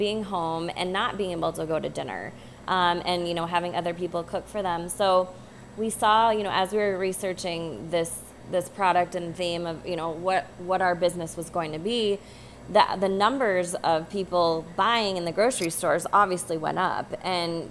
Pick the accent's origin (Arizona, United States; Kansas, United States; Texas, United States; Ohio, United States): Arizona, United States; Phoenix; I was born and raised in Arizona. Not that there's not farms there, but I grew up in Phoenix